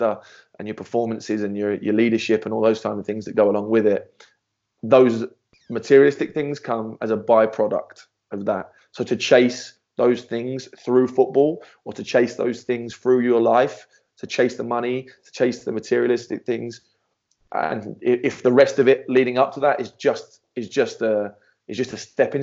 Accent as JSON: {"language": "English", "region": "England", "country": "United Kingdom", "moved": "yes", "lives_now": "United States", "said": "my English culture and my English heritage"}